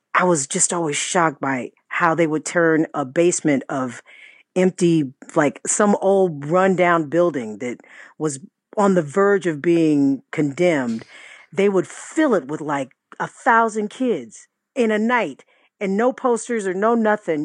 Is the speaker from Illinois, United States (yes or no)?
no; Riverside, California, United States; I'm from Riverside